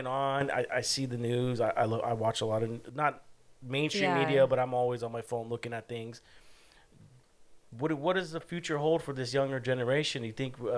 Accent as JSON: {"language": "English", "town": "Fullerton", "region": "California", "country": "United States", "tie": "born or raised there", "said": "I grew up in Fullerton, Buena Park area"}